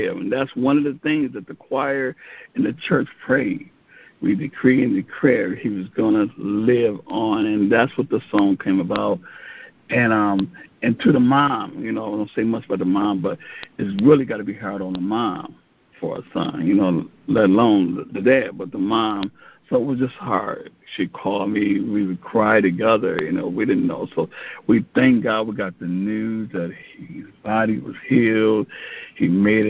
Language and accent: English; Joliet, Illinois, United States; Born and raised in Joliet, Illinois